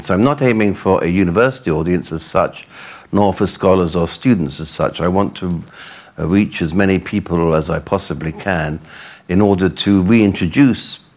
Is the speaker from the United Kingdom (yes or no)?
yes; England, United Kingdom; I am English